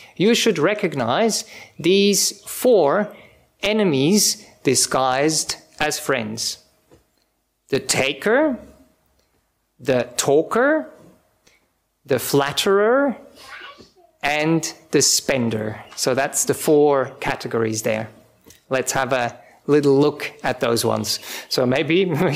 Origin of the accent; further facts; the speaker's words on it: Switzerland; English is a second language; moved away as an adult; also born or lived in Czech Republic; now in Australia; I'm from Europe originally, I come from Switzerland. My parents are from Czech Republic originally